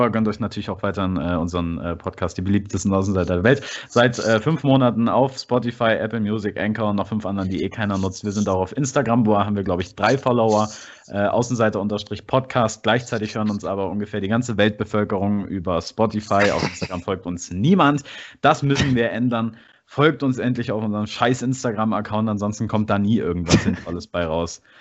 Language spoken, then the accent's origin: German; Dortmund, North Rhine-Westphalia, Germany; ich find auch als, als Dortmunder Schalke nicht scheiße.